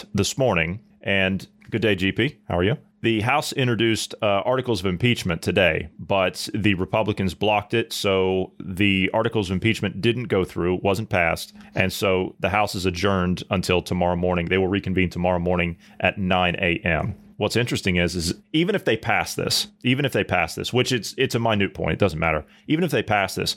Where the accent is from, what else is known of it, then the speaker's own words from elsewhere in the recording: United States; as an American voter, as an American citizen